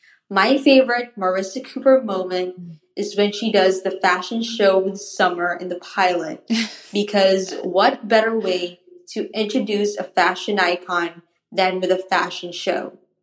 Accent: Philippines; I'm from the Philippines.

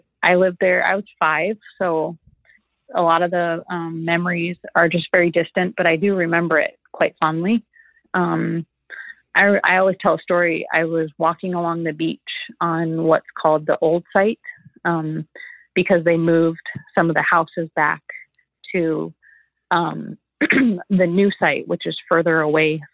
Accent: Anchorage, Alaska, United States; also born or lived in California; I grew up in Anchorage

